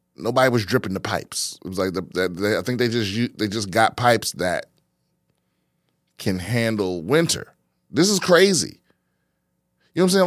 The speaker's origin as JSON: {"language": "English", "region": "East Coast", "country": "United States", "tie": "born or raised there", "moved": "yes", "lives_now": "Texas, United States", "said": "my whole life growing up on the East Coast"}